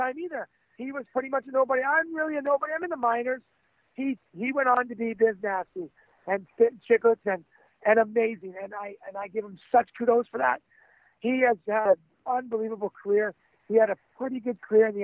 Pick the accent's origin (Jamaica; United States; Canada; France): Canada; Oshawa, Ontario; I'm just a guy from Canada, from Oshawa, Ontario, a tough kid.